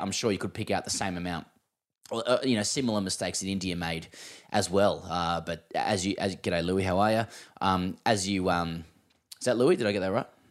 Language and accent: English; Australia; as an Australian